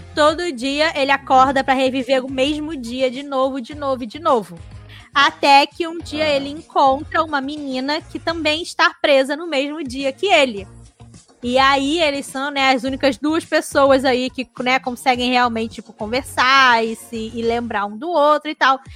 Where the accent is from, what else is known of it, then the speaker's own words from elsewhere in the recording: Brazil; Somos brasileiros